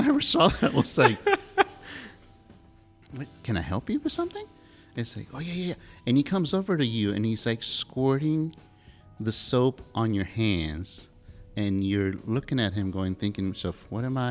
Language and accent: English; the South, United States; now in Pensacola, United States; that's sort of the way we combine words and phrases here in the South.